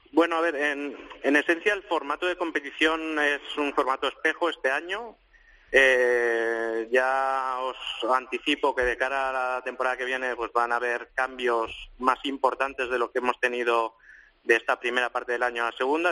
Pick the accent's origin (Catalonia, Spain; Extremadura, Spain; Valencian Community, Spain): Catalonia, Spain; Mollet del Vallès; en mi pueblo, en Molles del Vallés, un pueblecito cerca de Barcelona